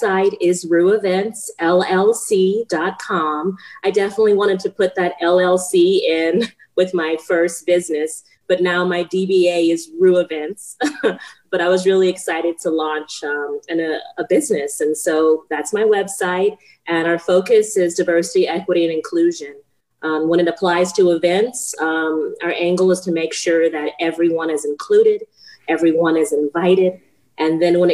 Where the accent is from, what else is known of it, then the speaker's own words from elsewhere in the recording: Texas, United States; moved away as an adult; also born or lived in Huntsville, Texas / Florida / Lafayette, Louisiana (ancestry); now in Phoenix, United States; I was born in Texas. My family and ancestors are originally from Lafayette, Louisiana. And so I received a BFA in Huntsville, Texas